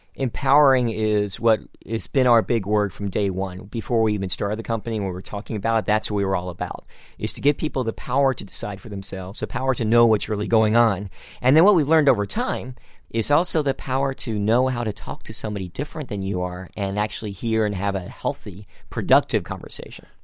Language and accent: English; San Francisco, California, United States; I'm also from San Francisco